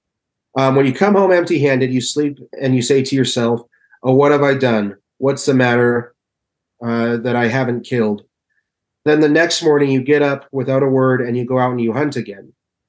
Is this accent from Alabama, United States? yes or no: no; Utah, United States; You know, let's say I'm from, it's well known I'm from Utah.